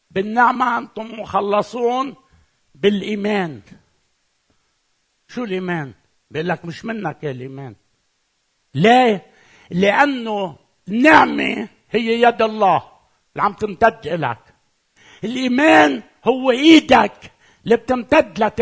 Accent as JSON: {"language": "Arabic", "country": "Lebanon", "said": "أنا من لبنان إذا أنا لبناني"}